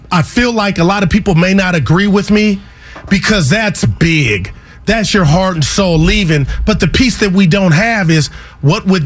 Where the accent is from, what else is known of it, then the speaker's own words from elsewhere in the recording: Union City, California, United States; I am from Union City, I, California.